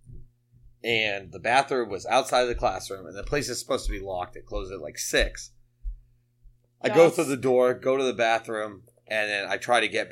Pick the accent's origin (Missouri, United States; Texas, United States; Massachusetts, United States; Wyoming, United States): Massachusetts, United States; Chicopee; I was from Chicopee